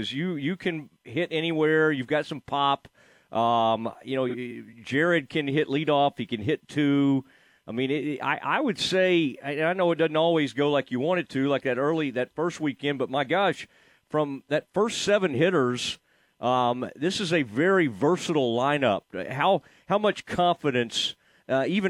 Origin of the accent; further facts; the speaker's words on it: Kaufman, Texas, United States; my hometown, from Kaufman, Texas